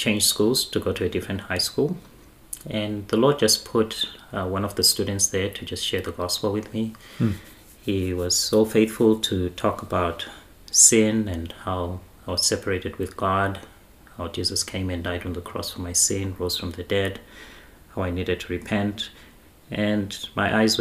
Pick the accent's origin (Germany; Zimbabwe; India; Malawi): Zimbabwe; I grew up in Zimbabwe in a family that was very religious.